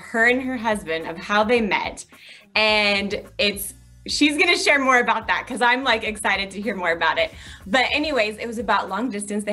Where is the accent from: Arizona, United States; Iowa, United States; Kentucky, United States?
Iowa, United States; I'm from Iowa